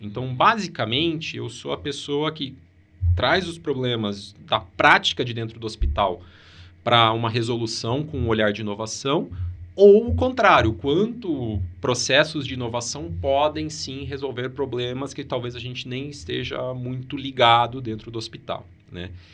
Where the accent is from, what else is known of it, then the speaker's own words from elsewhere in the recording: Maringá, Paraná, Brazil; Eu sou de Maringá